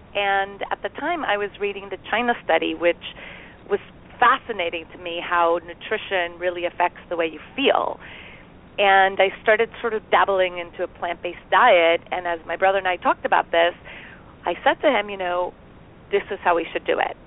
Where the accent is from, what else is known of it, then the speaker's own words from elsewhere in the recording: Costa Rica; moved away as an adult; now in United States; We grew up in Costa Rica